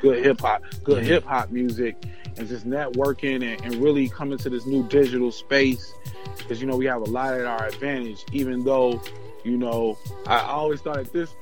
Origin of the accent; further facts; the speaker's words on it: Minneapolis, Minnesota, United States; I'm from Minneapolis.